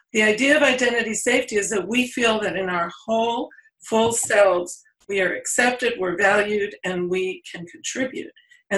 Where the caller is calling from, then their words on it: California, United States; I'm speaking from California, from the San Francisco Bay Area, where it's rainy one day and sunny the next.